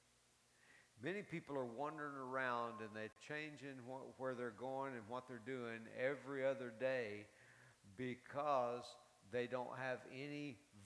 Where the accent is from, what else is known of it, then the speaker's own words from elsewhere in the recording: Carlsbad, New Mexico, United States; moved away; also born or lived in Tulsa, Oklahoma; I was raised in Carlsbad